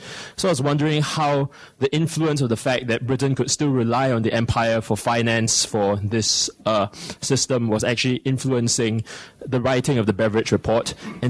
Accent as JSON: {"language": "English", "country": "Singapore", "moved": "as an adult", "lives_now": "London, United Kingdom", "said": "I'm a study abroad student at King's, and I'm from Singapore."}